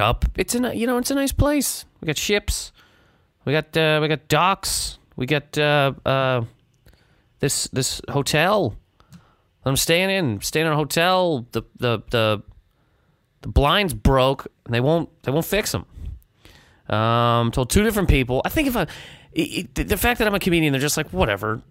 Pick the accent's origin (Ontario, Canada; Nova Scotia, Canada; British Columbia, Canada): Nova Scotia, Canada; Halifax; now in New York City, United States; I'm in Halifax, Nova Scotia. My hometown